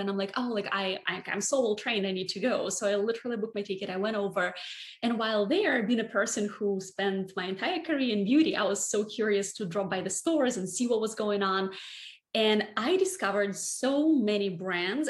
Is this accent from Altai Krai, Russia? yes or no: yes; Barnaul, Altai Krai, Russia; moved away as an adult; now in New York City, United States; I grew up in a relatively small town in Siberia called Barnaul